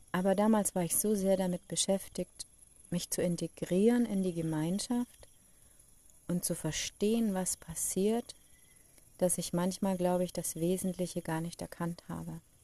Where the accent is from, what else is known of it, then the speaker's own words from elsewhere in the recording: Germany; Ich komme aus Deutschland